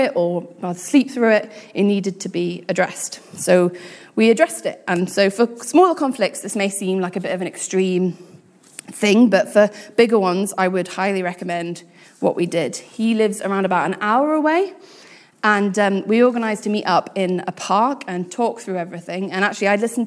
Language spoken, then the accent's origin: English; United Kingdom; being British, we